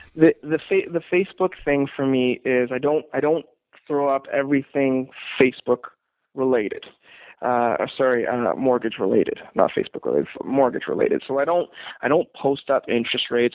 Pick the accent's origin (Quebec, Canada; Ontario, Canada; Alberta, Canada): Alberta, Canada; Calgary; i am fortunate to be born and raised in Calgary